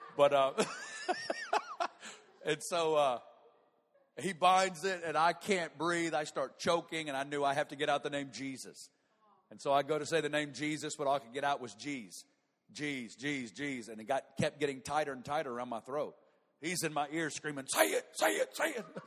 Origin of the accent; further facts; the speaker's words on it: Northwest Arkansas, United States; moved away as an adult; now in Kansas City, United States; I'm from Northwest Arkansas